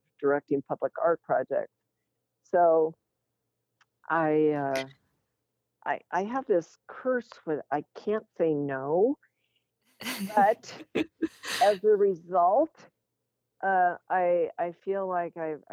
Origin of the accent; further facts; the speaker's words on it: Lincoln, Nebraska, United States; also born or lived in Rochester, Minnesota / North Carolina; We moved to Lincoln from Rochester, Minnesota when I was in fifth grade. And I must say, I consider myself grassroots Nebraskan because I'm a Midwesterner